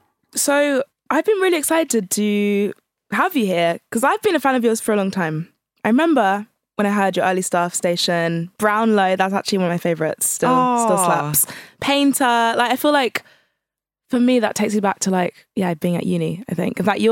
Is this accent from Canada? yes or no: no; Alderney, Guernsey; I'm from Alderney.